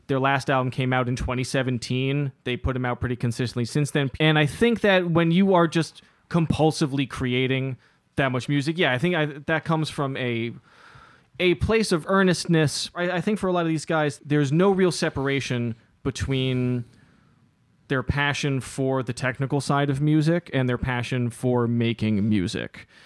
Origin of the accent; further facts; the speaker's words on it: New York City, New York, United States; growing up, uh, in Lower Manhattan, growing up in New York City in the nineties and early two thousands